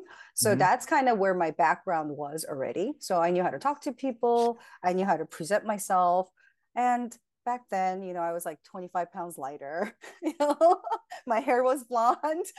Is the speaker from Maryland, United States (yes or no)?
no; California, United States; now in New Jersey, United States; I'm originally from California.